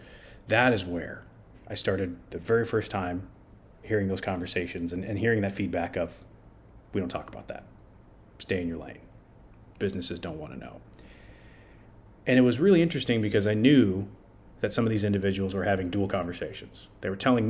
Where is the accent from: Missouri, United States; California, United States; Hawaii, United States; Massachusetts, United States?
California, United States; San Francisco; also born or lived in San Diego, California / Arizona; I grew up in California, in San Francisco